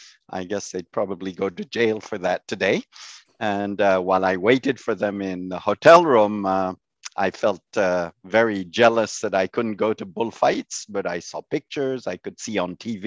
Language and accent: English; Tangier, Tanger-Tetouan-Al Hoceima, Morocco; No, I grew up in Tangiers in Morocco.